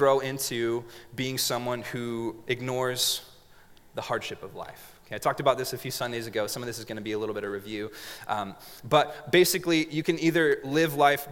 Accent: Montague, California, United States; also born or lived in Grenada, California; In a little city, not a city, a little town called Montague, California

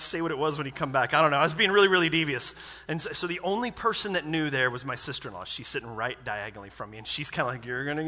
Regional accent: United States; I'm American

